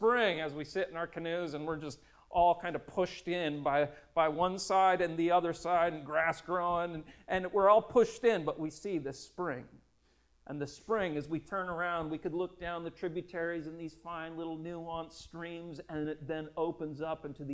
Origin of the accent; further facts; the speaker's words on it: Minnesota, United States; Growing up in Minnesota, we would head up to the Boundary Waters